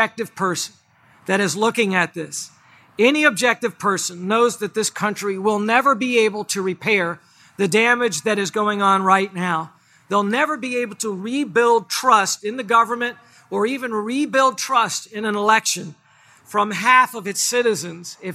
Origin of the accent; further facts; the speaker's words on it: United States; As an American